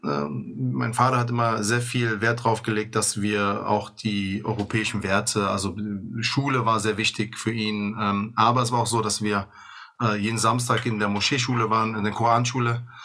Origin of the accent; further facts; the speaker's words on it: Bonn, North Rhine-Westphalia, Germany; ich komme aus Godesberg